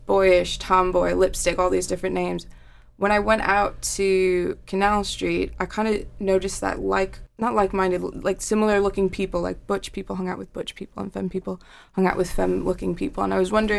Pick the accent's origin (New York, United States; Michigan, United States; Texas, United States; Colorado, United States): New York, United States; moved away as an adult; also born or lived in Ithaca, New York; now in Manchester, United Kingdom; I'm from New York